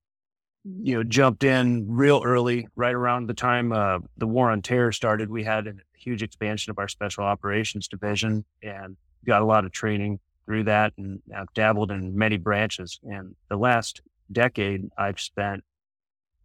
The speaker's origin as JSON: {"language": "English", "town": "San Diego", "region": "California", "country": "United States", "tie": "born or raised there", "also_born_or_lived": "Michigan / Grand Rapids, Michigan / Detroit, Michigan / Ferndale, Michigan", "said": "I grew up in San Diego. I wasn't born here. I was born back in Michigan."}